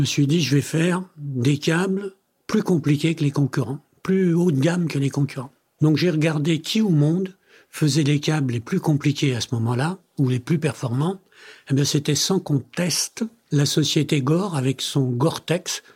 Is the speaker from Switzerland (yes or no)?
no; France; also born or lived in Italy; je suis né en Italie, mes parents m'ont amené en France quand j'avais 7 ans, donc j'ai fait toutes mes études en France